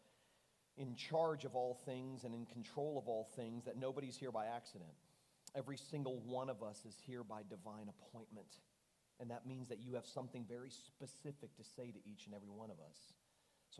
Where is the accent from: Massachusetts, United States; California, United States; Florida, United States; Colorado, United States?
Florida, United States; Fort Lauderdale; I was leading a large, well-known church in my hometown of Fort Lauderdale.